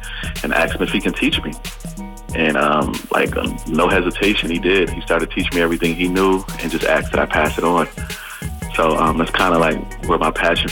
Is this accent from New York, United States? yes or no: yes; Buffalo, New York, United States; I'm from Buffalo, New York